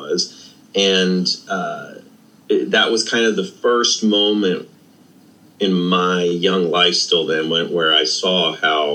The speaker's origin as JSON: {"language": "English", "region": "New Jersey", "country": "United States", "tie": "born or raised there", "also_born_or_lived": "Kentucky", "said": "growing up in New Jersey"}